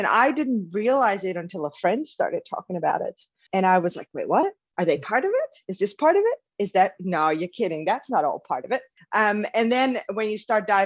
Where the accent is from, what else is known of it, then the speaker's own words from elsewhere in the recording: Netherlands; moved away as an adult; now in Melbourne, Australia; I'm in Melbourne, Australia. I'm originally from Holland, though, so I've moved here about 8 years ago